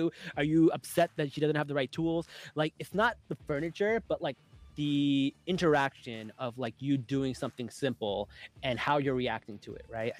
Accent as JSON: {"language": "English", "country": "Pakistan", "said": "Like, we're Pakistani. We don't know."}